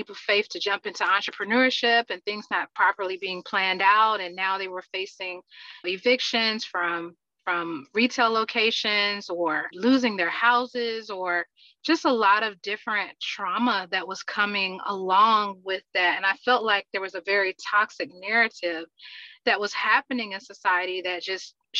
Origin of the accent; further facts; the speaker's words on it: Atlanta, Georgia, United States; born and raised in Atlanta, Georgia